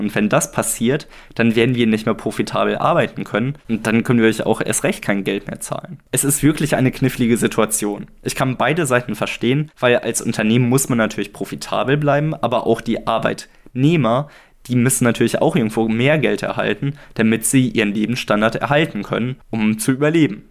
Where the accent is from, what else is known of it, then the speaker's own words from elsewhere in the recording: Germany; für uns als Deutsche